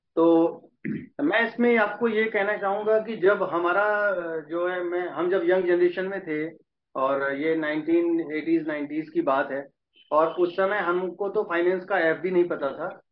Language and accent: Hindi; Prayagraj, Uttar Pradesh, India; also born or lived in Ayodhya; हम प्रयागराज के रहने वाले हैं शुरू से born and brought up in Prayagraj